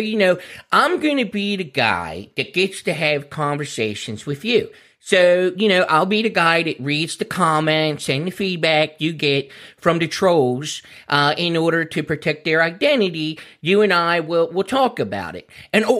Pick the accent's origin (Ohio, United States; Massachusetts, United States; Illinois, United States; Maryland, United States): Maryland, United States; Baltimore; now in Dundalk, United States; So, you know, I'm from Bawlmer. And Mom, she was from Hampton, home of the Hun Fest down there. And Dad, he's from Highlandtown, you know. Then when I growed up there, I moved over to Dundalk, out of the city